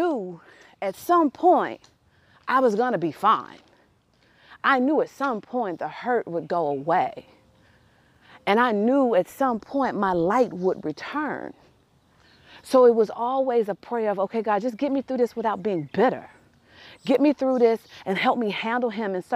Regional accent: Tennessee, United States; We're from Tennessee

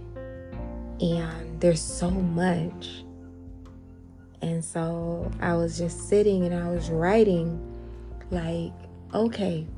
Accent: Atlanta, Georgia, United States; I'm from Atlanta, born and raised

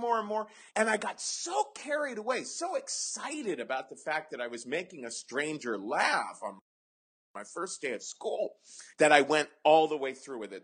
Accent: Cincinnati, Ohio, United States; I grew up in Cincinnati in the 70s

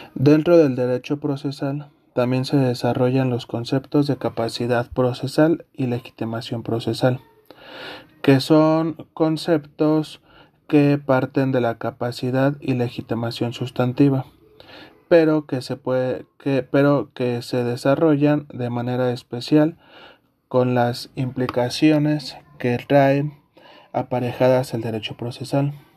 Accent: Mexico; Como mexicanos

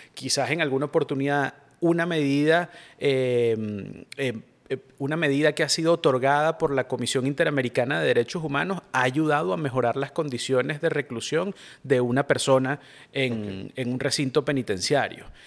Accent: Venezuela; somos venezolanos

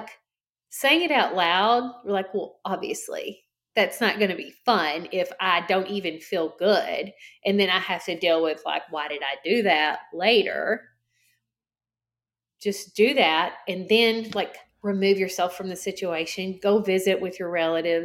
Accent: the South, United States; I'm from the South

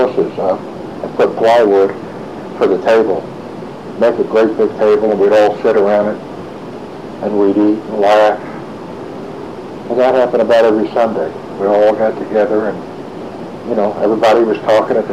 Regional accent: New York City, New York, United States; growing up as a kid in Brooklyn

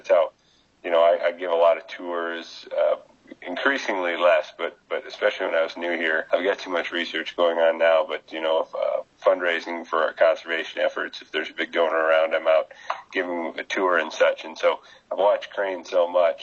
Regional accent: South Dakota, United States; also born or lived in New Mexico; now in Nebraska, United States; I'm from South Dakota, but the previous 5 years I was in New Mexico, and I've been here on my fifth year here.

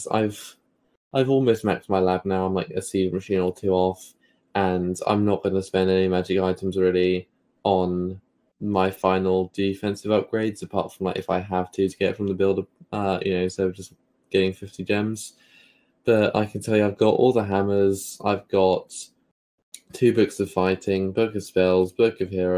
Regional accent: United Kingdom; accent: British; my British accent

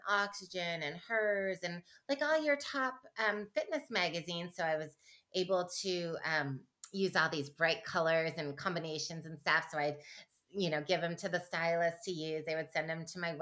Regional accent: Michigan, United States; I grew up in Michigan

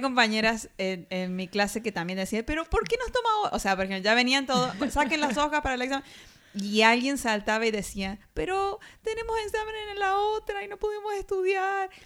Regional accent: Argentina; de Argentina

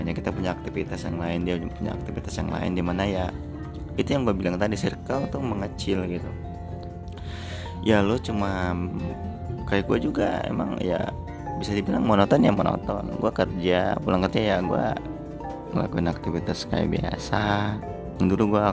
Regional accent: Palembang, South Sumatra, Indonesia; born there; moved away as an adult; now in Jakarta, Indonesia; apalagi gue ini yang ngerantau jauh dari kota kelahiran gue yaitu gue di Palembang terus gue moving ke Jakarta dimana ya teman-teman gue baru semua gitu

